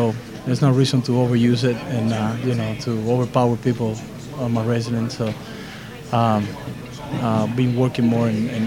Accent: Cuba; moved away; I'm a wrestler from Cuba.

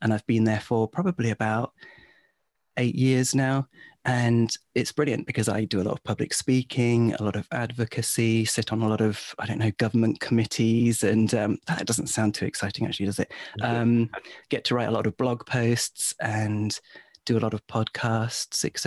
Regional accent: England, United Kingdom; also born or lived in Warwick; I'm English

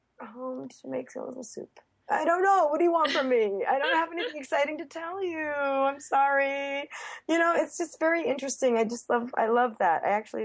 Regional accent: Texas, United States; born there; oh, I was born in Texas, and they're like, I'm still so confused.

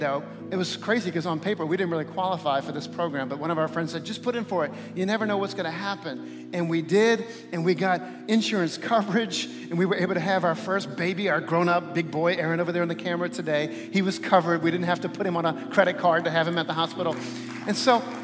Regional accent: New Orleans, Louisiana, United States; also born or lived in Texas; we moved back to my hometown, to the New Orleans area

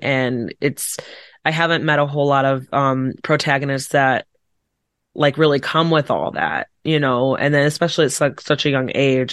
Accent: Chicago suburbs, Illinois, United States; I'm from, like, Chicago suburbs

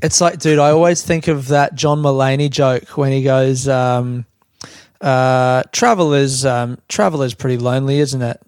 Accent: Australia; also born or lived in London, United Kingdom; I built my um, identity in London around like I'm an Australian guy, and the joke that I had was now I'm back in Australia

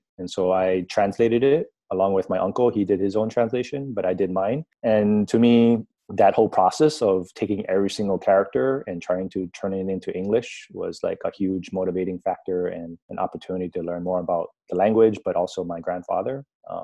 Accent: Hawaii, United States; moved away as an adult; also born or lived in China / Taiwan; I'm Asian American. I'm of Chinese descent. I'm also part Hawaiian. 1/16 Hawaiian. I was born and raised in Hawaii, so I culturally identify more as an American and as a Hawaiian initially.

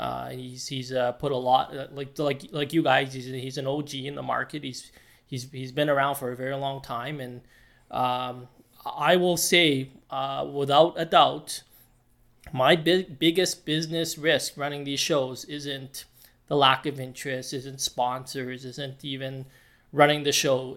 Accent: Edmonton, Alberta, Canada; started off in Alberta, in Edmonton specifically, which is my hometown

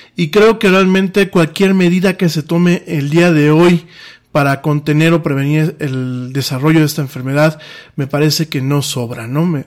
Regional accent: Mexico

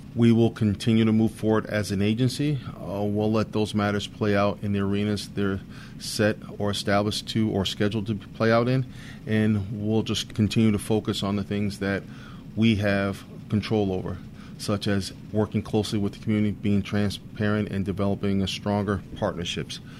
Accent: Bridgeport, Connecticut, United States; also born or lived in Rhode Island / New London, Connecticut; I was born and raised in Bridgeport, Connecticut, where I attended uh, elementary and high school

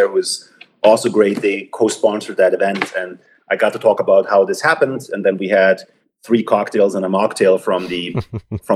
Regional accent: Germany; moved away as an adult; also born or lived in Munich, Germany; now in United States; I grew up in Germany. I did my undergrad equivalent, so to speak, at the University of Munich. I was there for 8 semesters before I came to the US.

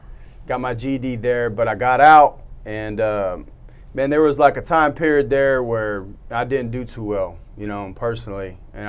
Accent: Katy, Texas, United States; also born or lived in San Marcos, Texas; I'm from Katy. From Katy? Katy. Yeah, so I'm a sixth-generation Texan. You know, my family's like in Central Texas.

